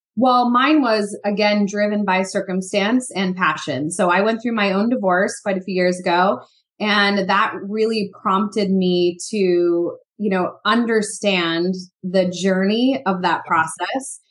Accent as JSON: {"language": "English", "region": "East Coast", "country": "United States", "tie": "born or raised there", "said": "I grew up on the East Coast too."}